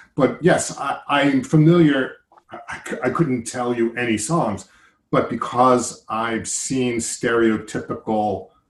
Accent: United States; also born or lived in New York; But I'm an American. I live in New York.

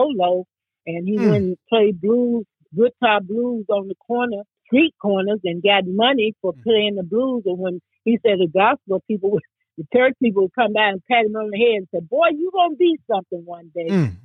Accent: the South, United States; now in Chicago, United States; when I was growing up in the South, you know, you go to them juke joints

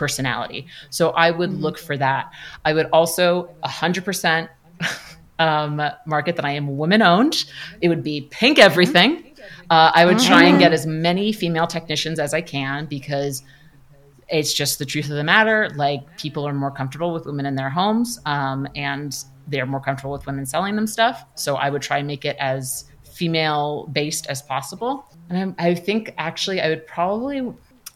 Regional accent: New York City, New York, United States; now in Los Angeles, United States; I'm from Queens, New York, which is New York City.

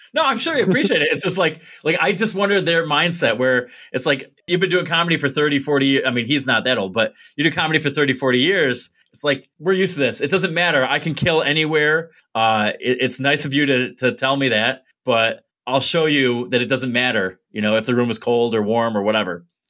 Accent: Binghamton, New York, United States; born or raised there; also born or lived in Mansfield, Pennsylvania

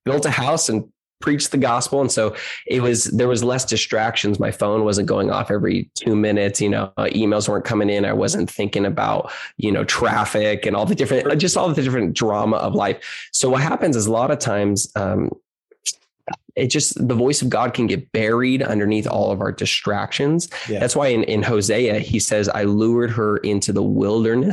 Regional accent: San Diego, California, United States; I currently live in San Diego, California, you know, cause the Lord's called me here and for now

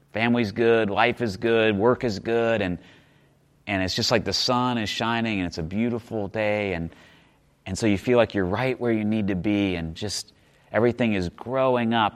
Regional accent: Midwest, United States; I grew up in the Midwest, like just seeing, um, we would plant winter wheat

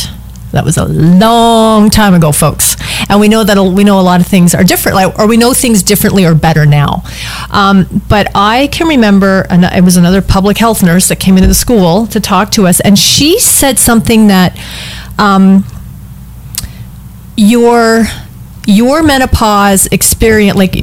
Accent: Canada; I'm from Canada

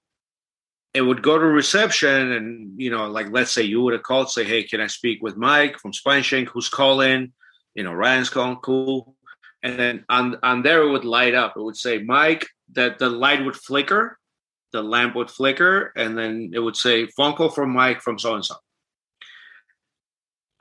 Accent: Armenia; first language Armenian; English is a second language; moved away; I'm from Armenia, which is considered Eastern Armenian. So we speak Eastern Armenian dialect, but I speak both fluently

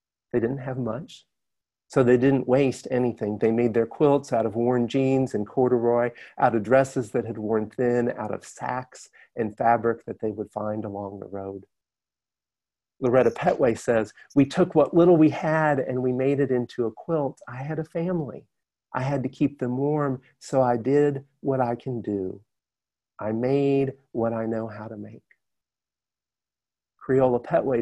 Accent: Alabama, United States; my home state of Alabama

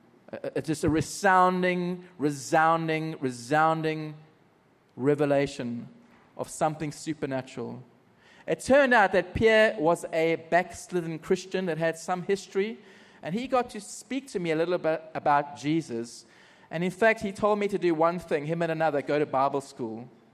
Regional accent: Margate, South East England, United Kingdom; went back to my hometown called Margate and was invited to speak into some churches.

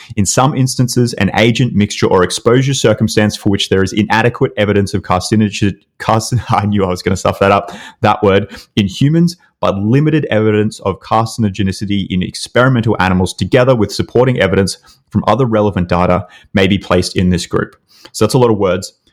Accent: Australia; accent: Australian; my stupid Australian accent

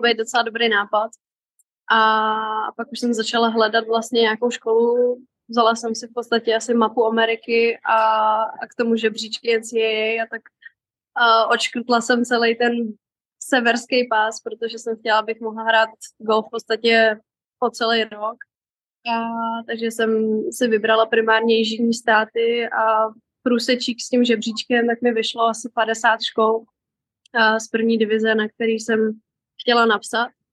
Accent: Karlovy Vary, Karlovy Vary Region, Czechia; moved away; also born or lived in Texas, United States; Já jsem původně z Varu

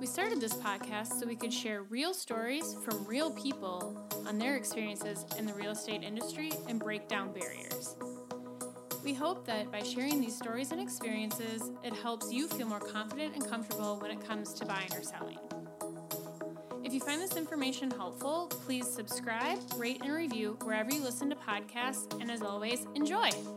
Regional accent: Minnesota, United States; growing up in Minnesota when it's cold half the year

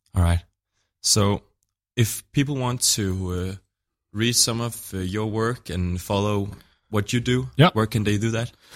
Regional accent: Denmark; I'm from Denmark

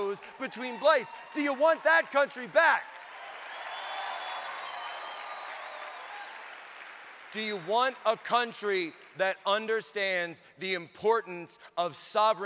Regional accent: Philadelphia, Pennsylvania, United States; also born or lived in China; I'm a kid from the Philadelphia area

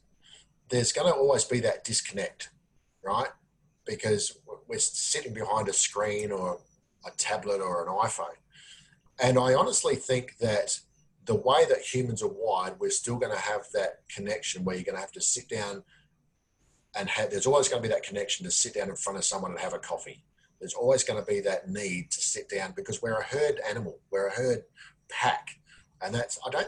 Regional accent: Australia; I'm an Australian

